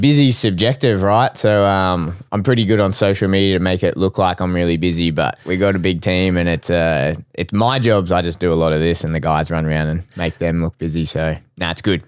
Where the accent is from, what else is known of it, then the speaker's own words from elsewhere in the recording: Brisbane, Queensland, Australia; I'm from Brisbane.